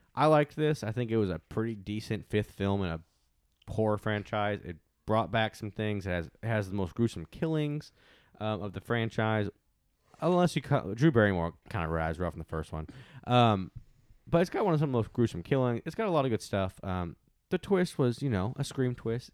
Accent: Texas, United States; I'm a Texan

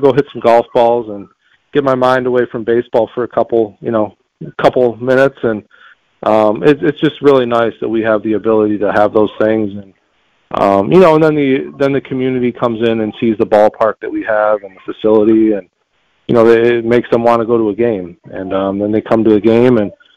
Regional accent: near Buffalo, New York, United States; Well, Buffalo's a little north of me, but but yeah, they're they're they're my hometown team

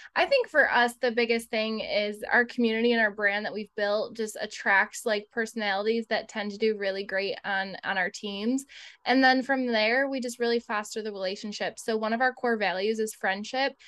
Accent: Buffalo, New York, United States; we're from Buffalo, and so not New York City

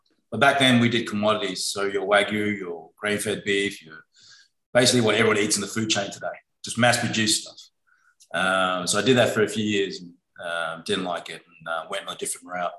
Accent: Perth, Western Australia, Australia; moved away as an adult; now in Hong Kong; I went to Australia in Perth. And so I went there when I was around 10 years old, I think, and pretty much grew up there, studied there, worked there, I think for about 17 years before I came back to Hong Kong

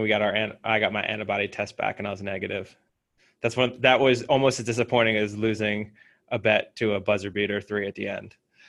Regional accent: United States; as an American

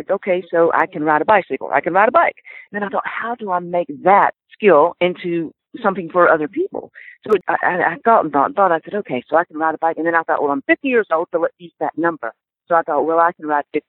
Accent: Pensacola, Florida, United States; I'm from Pensacola, Florida, actually from a tiny little town outside of Pensacola, but I call Pensacola my home

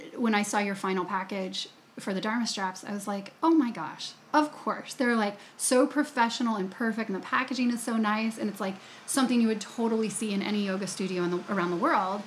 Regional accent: United States; I'm coming from America, American yoga teacher

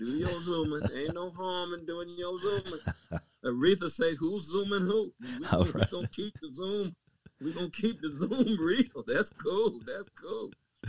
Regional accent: Tulsa, Oklahoma, United States; Now in my home state of Oklahoma. Yes, sir. I was born in Tulsa.

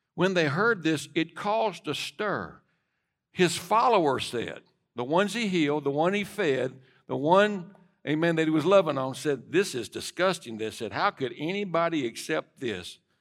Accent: United States; as an American

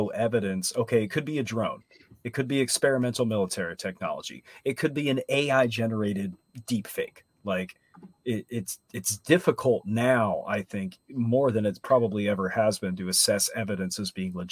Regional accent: Central Florida, United States; I grew up in Hurricane Alley in Central Florida

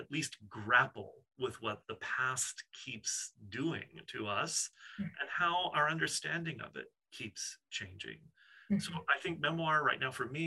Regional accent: New Orleans, Louisiana, United States; growing up in the Deep South and the sort of outskirts of New Orleans

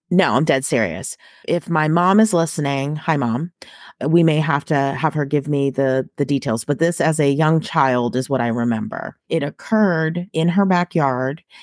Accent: suburbs outside Boston, Massachusetts, United States; now in Texas, United States; I grew up in Massachusetts, um, and both my mom and dad also grew up in Massachusetts, so we were in the suburbs, um, outside the city of Boston.

